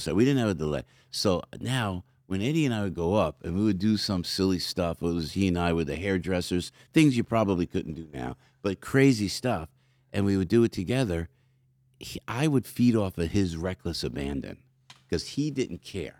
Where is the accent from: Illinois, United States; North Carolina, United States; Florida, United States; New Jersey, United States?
New Jersey, United States; outside Newark; also born or lived in Belleville, New Jersey / Glen Ridge, New Jersey; Family's from Newark. So I came outside of Newark